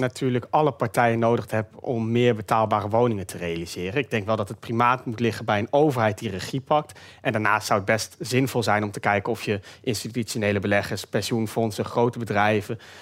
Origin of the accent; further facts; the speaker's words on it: Groningen, Netherlands; Ik kom zelf uit Groningen